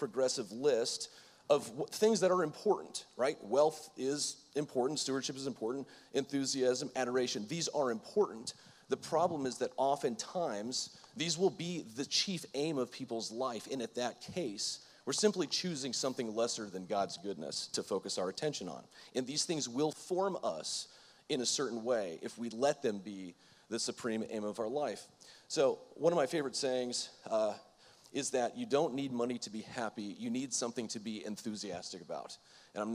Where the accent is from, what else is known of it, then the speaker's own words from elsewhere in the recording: Florida, United States; I'm from Florida